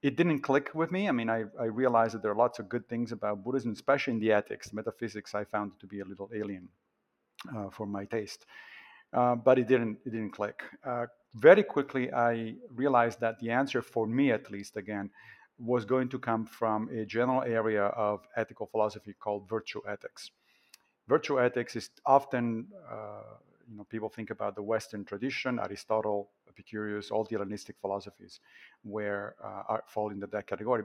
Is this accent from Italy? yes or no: yes; Italy; I grew up Catholic in Italy